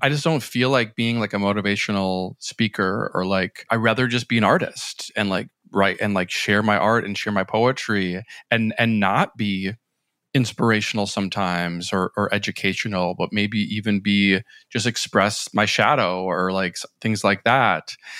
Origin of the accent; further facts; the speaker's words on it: Minnesota, United States; moved away as an adult; also born or lived in New York City; after I moved from Minnesota to New York City.